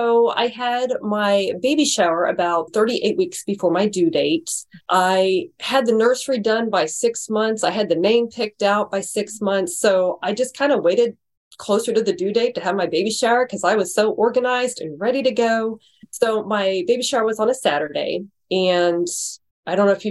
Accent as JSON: {"language": "English", "town": "Branson", "region": "Missouri", "country": "United States", "tie": "born or raised there", "also_born_or_lived": "St. Louis, Missouri", "moved": "as an adult", "said": "we moved from Branson, Missouri. My parents actually owned a resort there."}